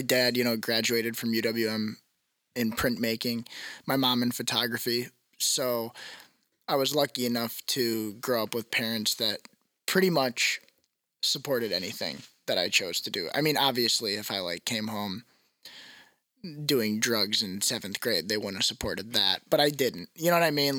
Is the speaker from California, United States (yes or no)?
no; Wauwatosa, Wisconsin, United States; I'm from Wauwatosa